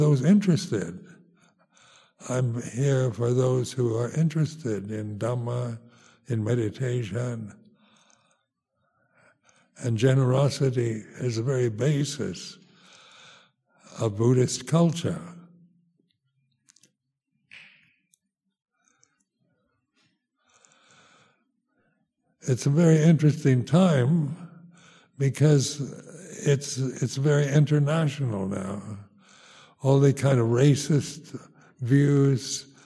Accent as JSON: {"language": "English", "country": "United States", "tie": "born or raised there", "also_born_or_lived": "Thailand", "moved": "as an adult", "lives_now": "England, United Kingdom", "said": "being American, you're kind of brought up this idea of being self-sufficient"}